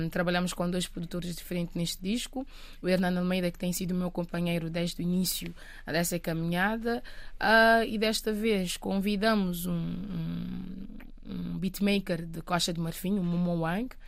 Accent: Matinho, Santiago, Cape Verde; Matinho? É, Matinho. Ah, ah, é a aldeia onde okay. eu cresci. Um, fica a 70 quilómetros mais ou menos, da cidade da praia, do, do capital do país.

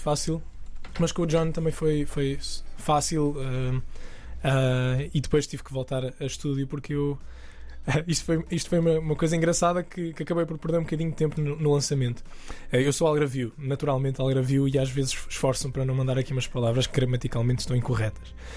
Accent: the South, southern Portugal, Portugal; moved away as an adult; also born or lived in England; now in central Portugal; Eu sou do Sul

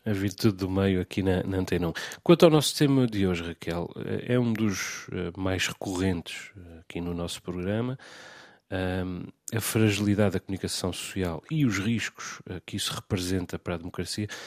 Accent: Azores, Portugal; porque sou jornalista, porque sou açoriano

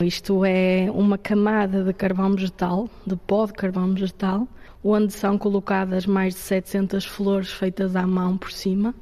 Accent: Barcelos, Norte, Portugal; tenho 25 anos, sou natural de Barcelos

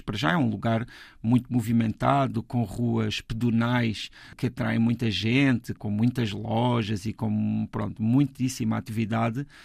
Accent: Portugal; sendo portugueses e tendo a cultura que temos

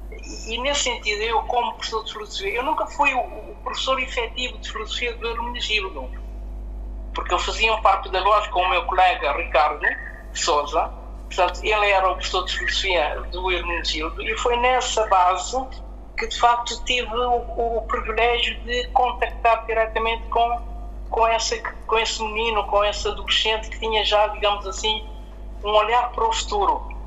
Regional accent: Cape Verde; now in Portugal; enquanto cabo-verdiano também

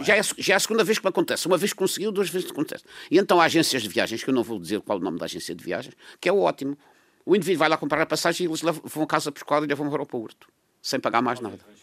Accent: Madeira, Portugal; como madeirense

